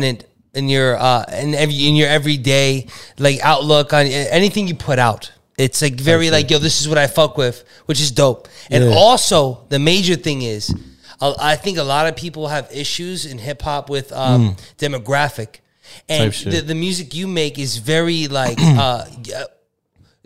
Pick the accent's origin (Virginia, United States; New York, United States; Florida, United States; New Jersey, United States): New York, United States; New York City; we're from the Bronx